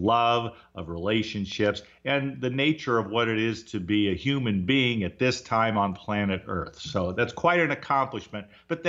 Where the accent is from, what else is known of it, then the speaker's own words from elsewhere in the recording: Orange County, California, United States; I grew up in Orange County